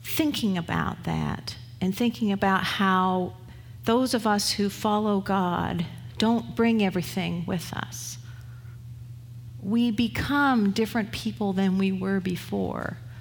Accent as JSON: {"language": "English", "region": "England", "country": "United Kingdom", "also_born_or_lived": "Canada", "moved": "yes", "lives_now": "United States", "said": "I was from England"}